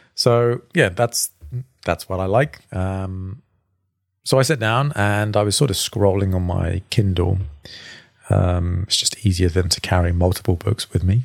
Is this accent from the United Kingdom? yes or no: yes; England, United Kingdom; now in Sydney, Australia; an Englishman